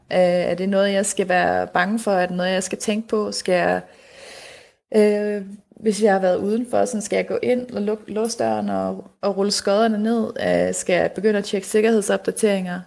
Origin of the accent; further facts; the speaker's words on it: Denmark; hjemme i Danmark